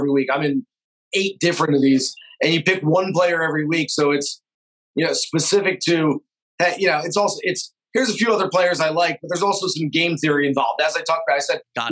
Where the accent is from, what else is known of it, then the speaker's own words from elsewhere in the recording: Orlando, Florida, United States; I'm a season ticket holder for the MLS team in my hometown